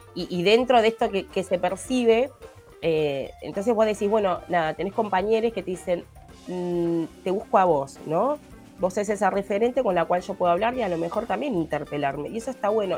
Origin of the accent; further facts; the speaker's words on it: Palermo, Montevideo, Uruguay; porque yo me crié en Palermo